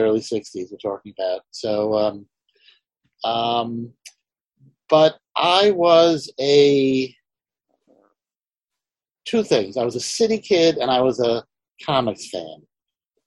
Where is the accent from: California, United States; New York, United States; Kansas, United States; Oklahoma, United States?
New York, United States; New York City; I grew up in Manhattan, you know, so the newsstand dealer on 86th Street and Lexington knew